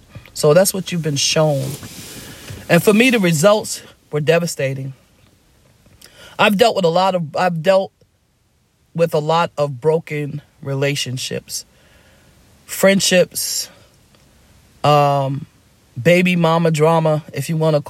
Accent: New York City, New York, United States; I grew up in Harlem in a poor neighborhood

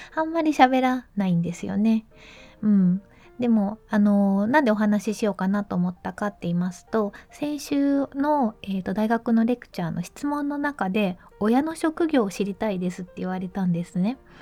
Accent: Mie, Japan; 小学校の時にえーと、三重県に住んでたんですけど

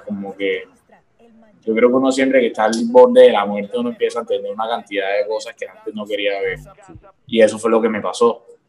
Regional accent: Cartagena, Bolívar, Colombia; Yo soy un pelado de Cartagena que empezó a escribir canciones desde los 14 años

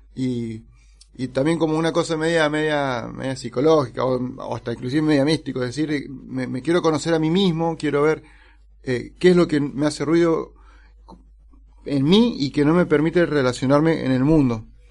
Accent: Neuquén, Argentina; also born or lived in San Rafael, Mendoza; now in Mendoza, Argentina; yo nací en San Rafael, y a los poquitos días me llevaron para Neuquén. Y ahí viví casi toda mi vida

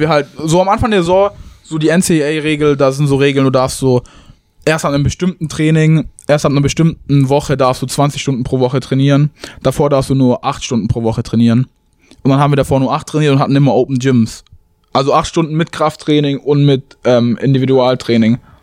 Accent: Tübingen, Baden-Württemberg, Germany; moved away as an adult; also born or lived in Chicago area, United States; now in Romeoville, United States; ich komme aus Tübingen

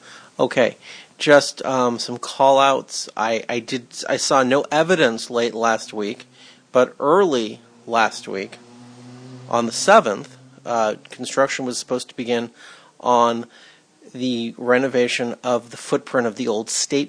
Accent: Los Angeles, California, United States; Growing up in Cheviot Hills, my compass pointed straight to 5th and Main.

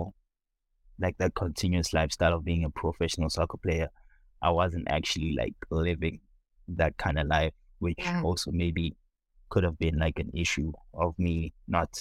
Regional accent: Soweto, Gauteng, South Africa; moved away as an adult; also born or lived in Lansing, United States; now in San Diego, United States; born and raised in South Africa, Soweto

